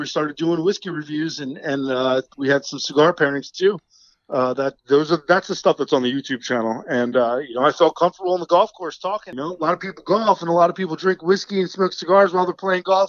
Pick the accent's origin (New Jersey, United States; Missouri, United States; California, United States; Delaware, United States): New Jersey, United States; accent: New Jersey; I'm an Italian from Central Jersey.